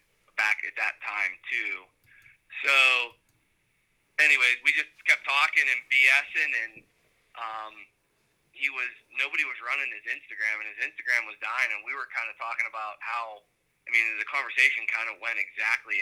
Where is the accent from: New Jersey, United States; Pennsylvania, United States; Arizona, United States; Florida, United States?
Pennsylvania, United States; Evans City; also born or lived in Washington County, Pennsylvania / Clarion, Pennsylvania; I grew up about an hour north in a little town called Evan City, Pennsylvania, in Butler County. I've lived in PA my entire life